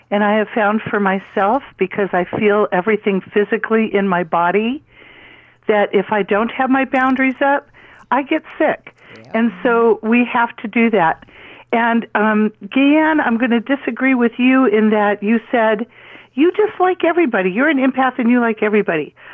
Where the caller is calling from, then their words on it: Calabasas, California, United States; from Calabasas.